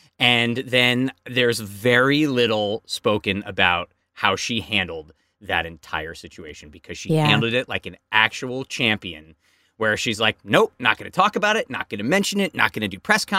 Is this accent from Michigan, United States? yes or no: no; Connecticut, United States; moved away; the town next to where I grew up in Connecticut